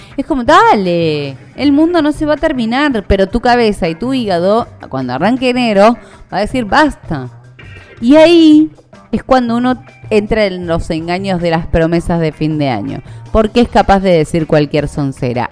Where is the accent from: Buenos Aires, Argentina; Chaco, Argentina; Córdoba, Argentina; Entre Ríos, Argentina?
Buenos Aires, Argentina; los argentinos, los porteños